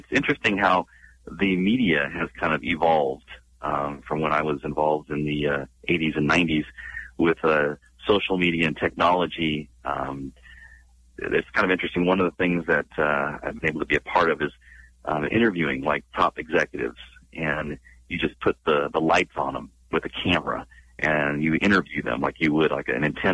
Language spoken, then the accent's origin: English; Northern California, United States; now in San Diego, United States; I'm born and raised in California, mainly in Northern